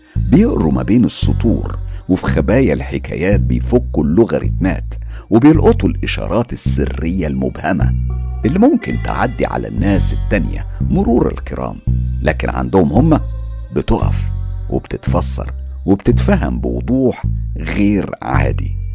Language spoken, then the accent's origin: Arabic; Egypt; now in London, United Kingdom; أنا مقيم في لندن لكن طبعا أنا مصري ودمي اللي بيجري جوايا دم مصري صافي 100%